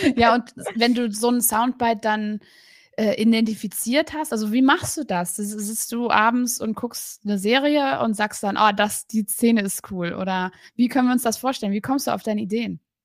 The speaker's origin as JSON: {"language": "German", "region": "Berlin", "country": "Germany", "said": "ich komme auch aus Berlin"}